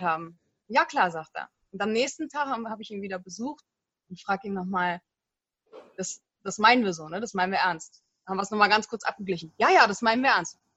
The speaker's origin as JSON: {"language": "German", "region": "Berlin", "country": "Germany", "lives_now": "Peru", "said": "Wir sind beide Berliner und wir haben uns kennengelernt durch einen gemeinsamen Freund."}